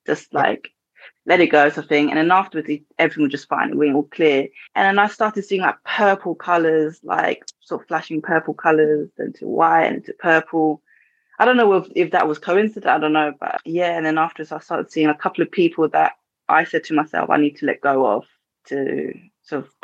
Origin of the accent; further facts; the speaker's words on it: England, United Kingdom; I'm from England